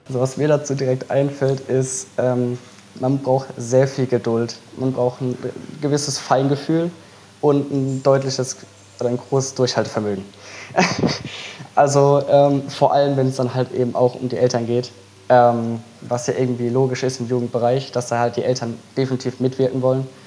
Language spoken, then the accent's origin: German; Mannheim, Baden-Württemberg, Germany; weil ich komme ja nicht aus Fehlheim, sondern ich komme ja aus Mannheim.